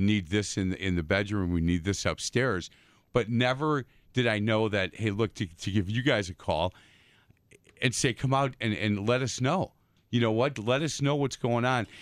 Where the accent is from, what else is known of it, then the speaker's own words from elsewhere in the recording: East Side, Wisconsin, United States; growing up in the East Side